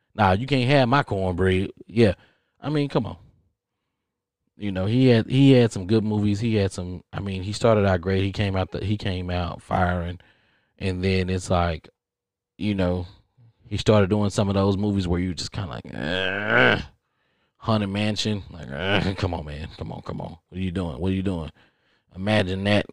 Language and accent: English; Texas, United States; I'm from Texas.